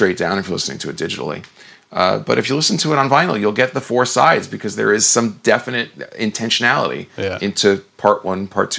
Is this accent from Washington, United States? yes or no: no; New Jersey, United States; moved away as an adult; also born or lived in California; when I say I grew up in New Jersey, it's like, yeah, there's a certain kind of an attitude in growing up in New Jersey